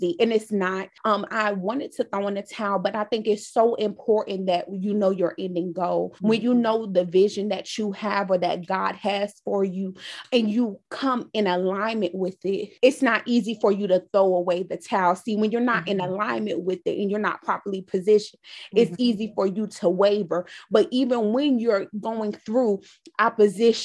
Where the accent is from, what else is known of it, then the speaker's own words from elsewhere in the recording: New York City, New York, United States; now in Raleigh, United States; I am originally from Brooklyn, New York, currently reside in Raleigh, North Carolina